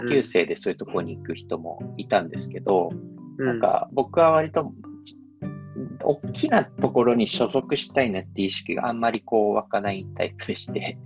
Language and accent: Japanese; Tokyo, Japan; also born or lived in Saitama / Ogawa, Saitama; 僕はその東京練馬で生まれ育って